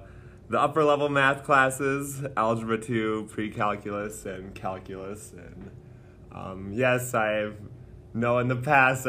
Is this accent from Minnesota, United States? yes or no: yes; Upsala, Minnesota, United States; Well, I'm from Upsala, Minnesota